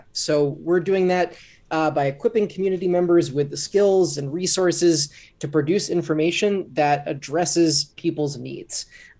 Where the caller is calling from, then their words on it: New York City, New York, United States; I'm calling in from Brooklyn today. My colleagues are all based in Chicago, but I live in New York City.